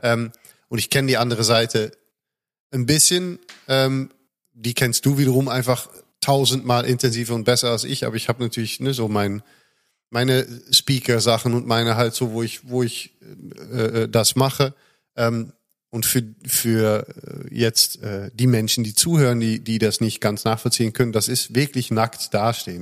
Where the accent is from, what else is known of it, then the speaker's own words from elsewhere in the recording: Netherlands; now in Germany; als Holländer